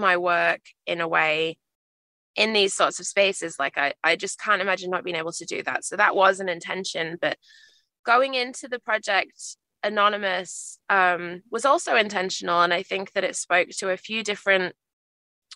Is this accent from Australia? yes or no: yes; Australia; I've been referred to as some Australian wife